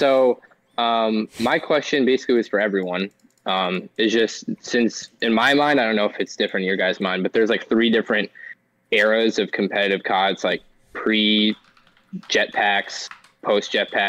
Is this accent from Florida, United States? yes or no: yes; Orlando, Florida, United States; I'm from Orlando, Florida.